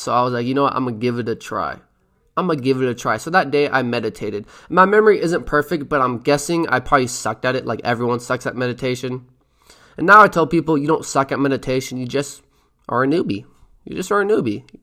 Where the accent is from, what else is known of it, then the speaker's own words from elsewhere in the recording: Mill City, Oregon, United States; I'm from Mill City, Oregon